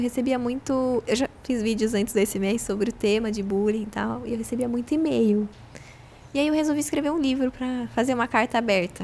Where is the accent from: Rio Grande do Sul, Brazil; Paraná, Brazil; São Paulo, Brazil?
São Paulo, Brazil; Itapira; de Itapira também, que é minha cidade natal